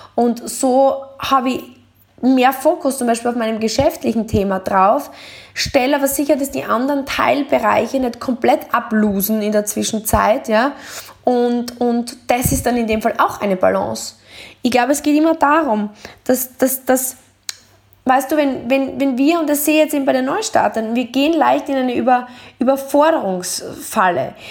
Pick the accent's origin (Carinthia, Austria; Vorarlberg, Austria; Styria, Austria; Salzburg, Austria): Styria, Austria; Deutschlandsberg; ich bin aufgewachsen in Deutschlandsberg